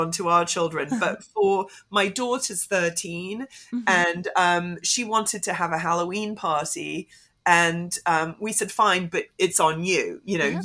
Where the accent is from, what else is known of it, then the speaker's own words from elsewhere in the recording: Hong Kong; I grew up in Hong Kong.